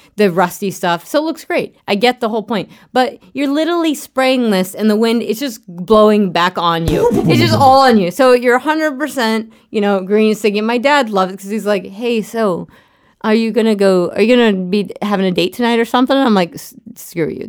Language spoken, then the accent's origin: English; Craig, Colorado, United States; I grew up in Craig, outside of Craig, Colorado